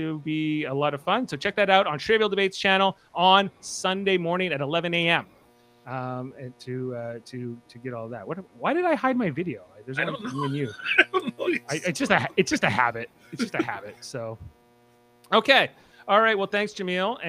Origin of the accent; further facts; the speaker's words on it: Nova Scotia, Canada; So I'm from Nova Scotia